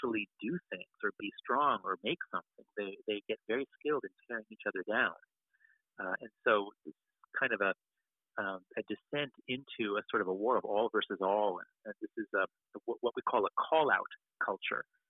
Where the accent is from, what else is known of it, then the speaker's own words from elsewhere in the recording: United States; I grew up in America during the crime wave.